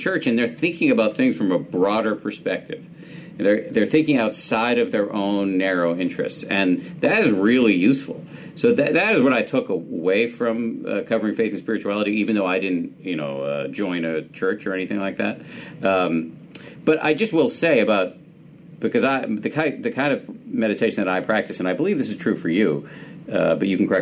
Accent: Massachusetts, United States; I was raised in the People's Republic of Massachusetts.

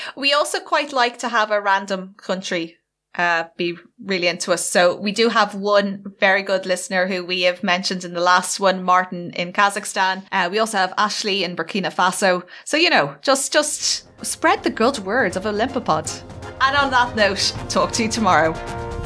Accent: Ireland; being Irish

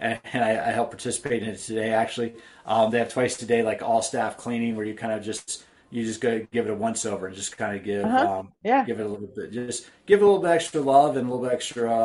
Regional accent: East Coast, United States; now in San Diego, United States; I grew up on the East Coast

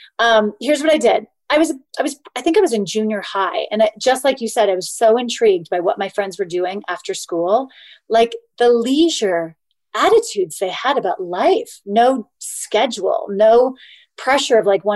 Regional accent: just outside of Sacramento, Northern California, United States; I was born and raised in Northern California

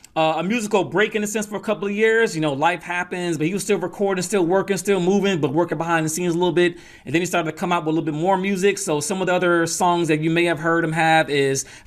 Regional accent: Atlanta, Georgia, United States; also born or lived in New York; we moved to Atlanta when I was young, and that's where I get that mix of the Southern style but the East Coast ear

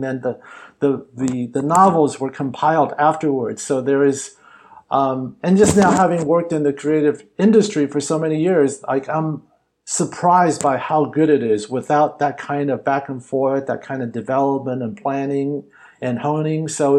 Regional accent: Hollywood, California, United States; Look, growing up Chinese American, and actually growing up in Hollywood, I thought I had to go to China in order to make content that had people who looked like me in central roles.

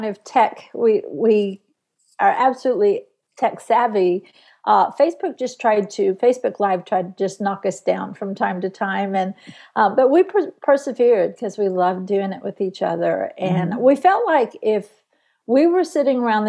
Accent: Tulsa, Oklahoma, United States; moved away; I'm a Tulsa girl

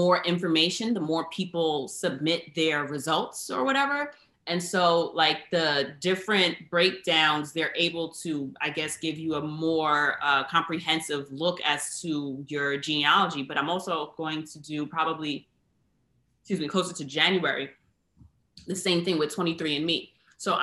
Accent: United States; I'm, to my understanding, like, fourth, fifth generation American.

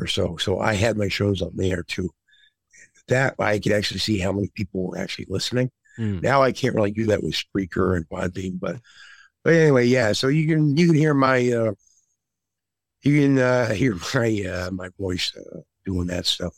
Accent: Massachusetts, United States; I'm from Massachusetts

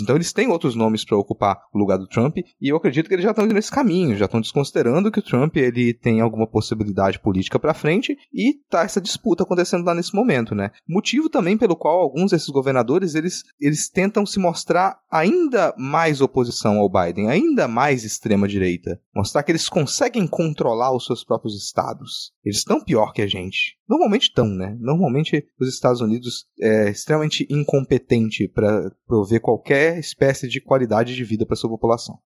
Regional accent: Minas Gerais, Brazil; Eu sou mineiro

